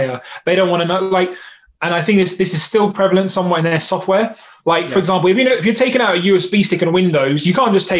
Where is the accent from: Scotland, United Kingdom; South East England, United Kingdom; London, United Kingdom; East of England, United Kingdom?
London, United Kingdom; I'm London through and through, like born and bred type thing.